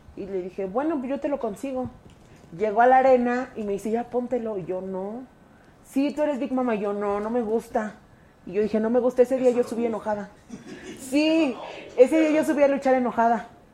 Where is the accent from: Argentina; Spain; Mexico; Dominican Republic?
Mexico; Mexico City; Mi familia siempre ha sido comerciante. Somos de la Merced